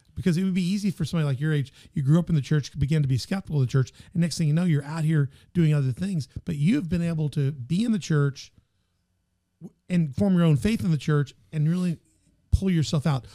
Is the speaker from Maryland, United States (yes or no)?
no; Memphis, Tennessee, United States; moved away; my hometown. You know, I grew up in Memphis